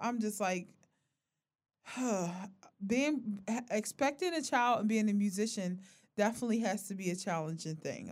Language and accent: English; Philadelphia, Pennsylvania, United States; we are from North Philly